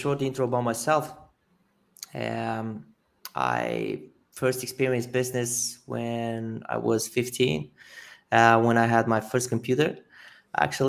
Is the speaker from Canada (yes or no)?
no; Romania; I'm originally from Romania